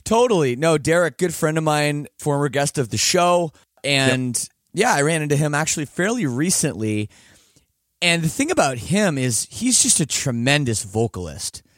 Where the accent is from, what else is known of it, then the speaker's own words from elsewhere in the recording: Canada; I am Canadian, and I took French up till grade ten